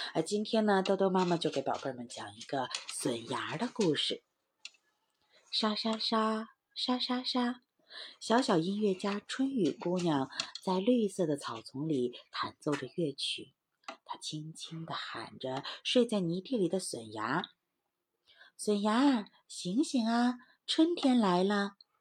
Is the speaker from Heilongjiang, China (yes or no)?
yes; Heilongjiang, China; moved away; 我是在黑龙江长大的